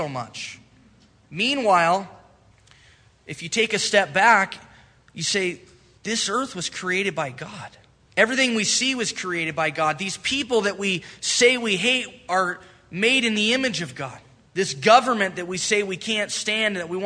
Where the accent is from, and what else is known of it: United States